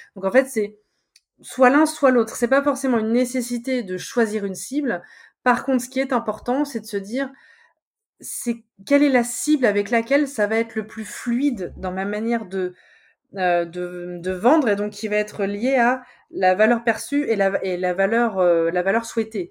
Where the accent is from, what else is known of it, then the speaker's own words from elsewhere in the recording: Charente-Maritime, Nouvelle-Aquitaine, France; moved away as an adult; also born or lived in Nord, France; moi je suis de, je suis de Charente-Maritime. Je suis partie m'exiler dans le Nord six ans